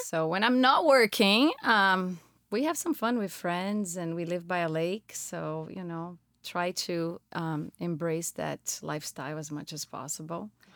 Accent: Brazil; moved away as an adult; also born or lived in Florida / Colorado; now in Minnesota, United States; I'm originally, I'm native from, of Brazil.

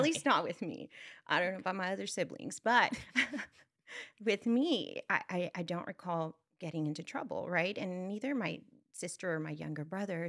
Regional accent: Brownsville, Texas, United States; I come from, uh, Brownsville, Texas, it's in South Texas, and, um, it's a border town

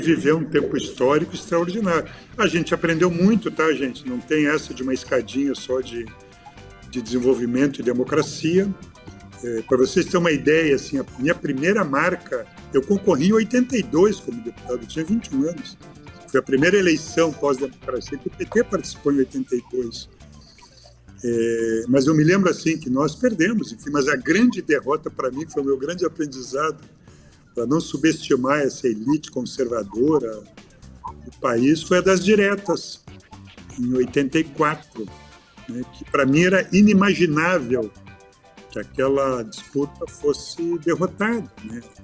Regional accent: São Leopoldo, Rio Grande do Sul, Brazil; moved away as an adult; now in Porto Alegre, Brazil; Eu nasci em São Leopoldo. São Leopoldo é uma região aqui da região metropolitana, perto aqui, 30 quilômetros de Porto Alegre. Hoje eu moro há bastante tempo aqui em Porto Alegre, mas nasci e me criei nesta, uhum. nesta cidade.

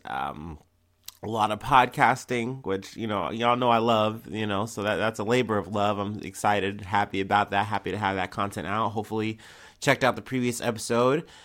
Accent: United States; as an American, someone in the West

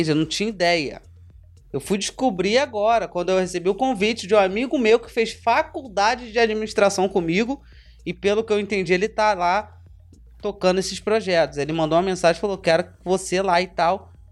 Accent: Rio de Janeiro, Brazil; porque eu sou da Barra, então eu me via na Barra.

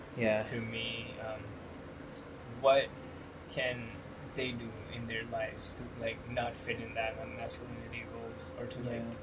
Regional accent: India; moved away as an adult; I'm an Indian, and I grew up in India for 18 years when I came here.

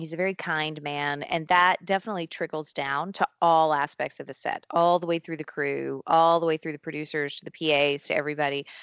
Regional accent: Tennessee, United States; moved away; I grew up in a very small town in Tennessee on top of a mountain

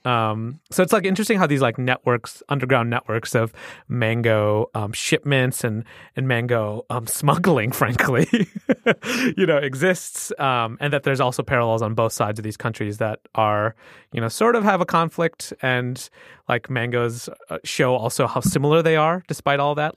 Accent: Midwest, United States; I grew up on Mexican mangoes, like Latin American mangoes in the Midwest

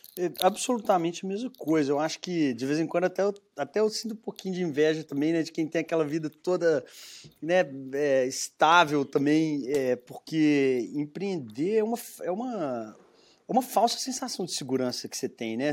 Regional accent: Belo Horizonte, Minas Gerais, Brazil; accent: mineiro; se vê pelo meu sotaque, sou de sou mineiro, né, de uhum. Belo Horizonte

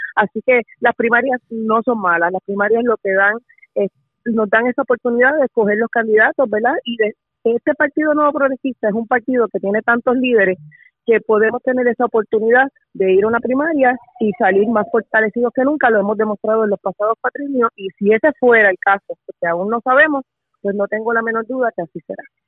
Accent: Carolina, Puerto Rico; Yo soy residente de Carolina

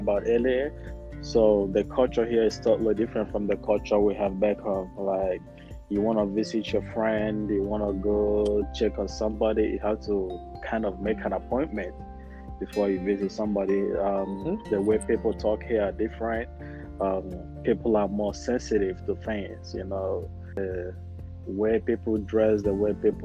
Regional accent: Imo, Nigeria; moved away as an adult; also born or lived in Utah; now in Texas, United States; I'm from Nigeria, and I grew up in the village, in Imo State, and I stayed there for about 17, 18 years before I moved out

